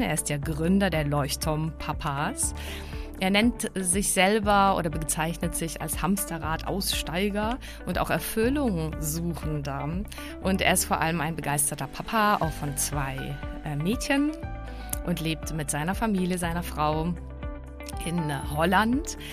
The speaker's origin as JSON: {"language": "German", "region": "Prague", "country": "Czechia", "also_born_or_lived": "Baden-Württemberg, Germany", "accent": "Czech", "second_language": "German", "moved": "yes", "said": "Ich bin ja aus Prag eben, aber ich hab, äh, dann, äh, ich war so froh, dass ich überhaupt Deutsch gelernt hab"}